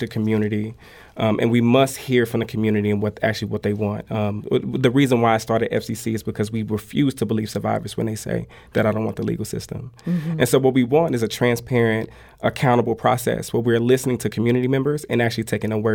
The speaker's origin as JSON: {"language": "English", "town": "St. Louis", "region": "Missouri", "country": "United States", "tie": "born or raised there", "said": "this is my city. I was raised in North St. Louis all of my life"}